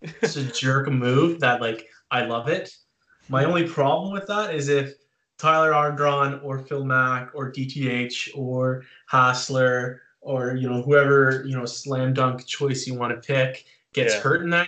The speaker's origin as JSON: {"language": "English", "town": "Peterborough", "region": "Ontario", "country": "Canada", "said": "I'm from Peterborough"}